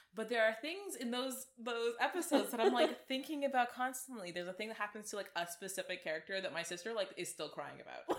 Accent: Toronto, Ontario, Canada; we are from Toronto

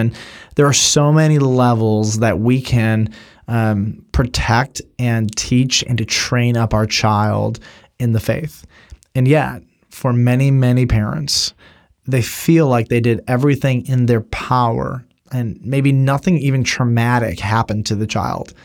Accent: United States

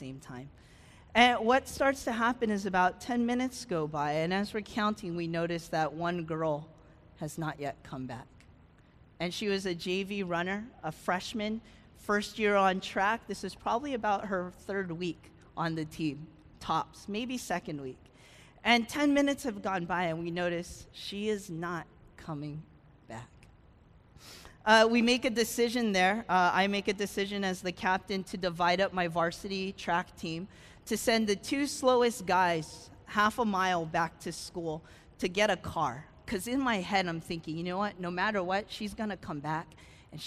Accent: California, United States; moved away; I grew up in California.

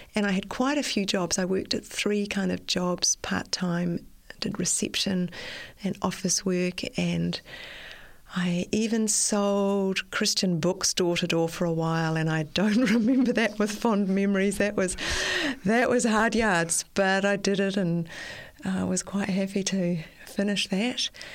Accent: Auckland, New Zealand; I was born in Auckland and I've spent most of my life in Auckland and I still live in Auckland.

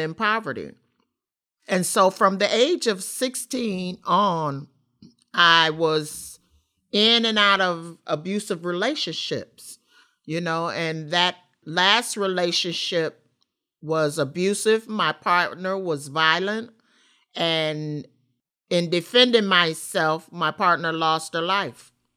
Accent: Rockford, Illinois, United States; I grew up in Rockford, Illinois, Fairgrounds Housing Project.

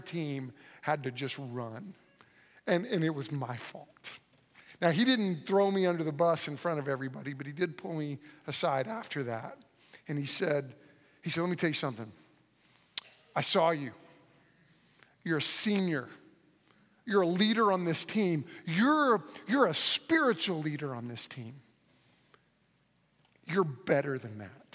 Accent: Moore, Oklahoma, United States; I grew up in Moore, Oklahoma, and where all the tornadoes come through. So I grew up there my whole life

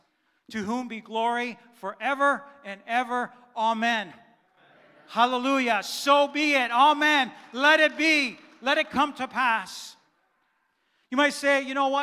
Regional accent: Canada; first language German; English is a second language; I was born here in Canada, but my parents, my mom and dad, were born in Germany. And when I was 2, 3, 4, I did not speak English. I only spoke German

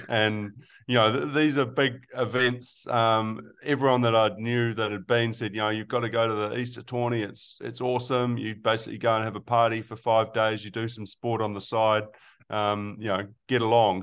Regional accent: Melbourne, Victoria, Australia; now in New Zealand; I was born in Australia, uh, in Melbourne

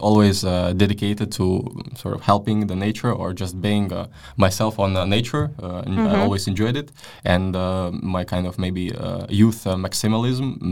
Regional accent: Latvia; moved away as an adult; now in Denmark; I was born in Latvia and raised in a Russian-speaking family

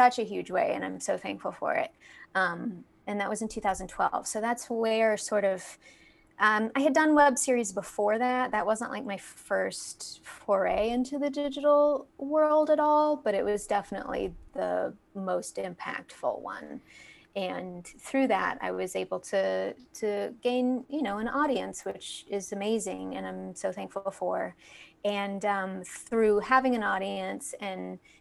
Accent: Fayetteville, Arkansas, United States; moved away as an adult; also born or lived in Los Angeles, California; I'm from Fayetteville, Arkansas, originally

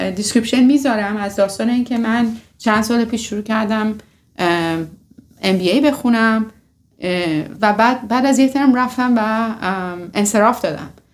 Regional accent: Iran; moved away; ماهایی که از میانه اومدیم و از ایران اومدیم

